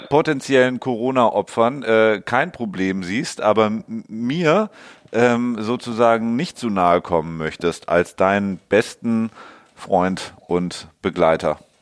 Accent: Hamburg, Germany; als Hamburger

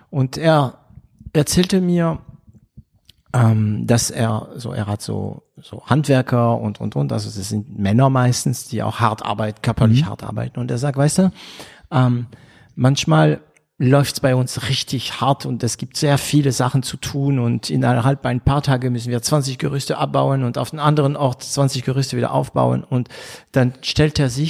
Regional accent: Baden-Württemberg, Germany; ich bin Schwabe. Ich wäre, ähm, ja, ich, vielleicht wäre ich lieber Badener, weil äh, ich liebe Karlsruhe, aber ich bin Schwabe, ich bin stolzer Schwabe.

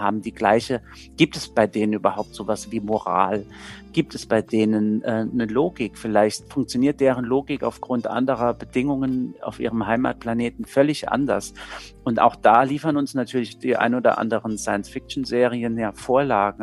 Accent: Saarbrücken, Saarland, Germany; ich komme ja selbst aus Saarbrücken

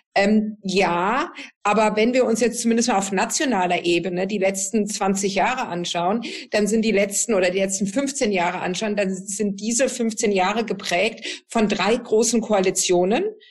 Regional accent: Southern Germany, Germany; da, wo ich herkomme, äh, aus, aus Süddeutschland

